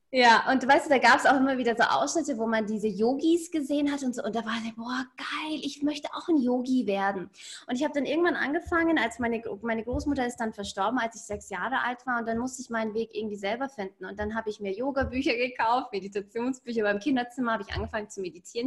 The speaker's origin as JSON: {"language": "German", "town": "Ingolstadt", "region": "Bavaria", "country": "Germany", "tie": "born or raised there", "said": "ich bin in Ingolstadt geboren und aufgewachsen"}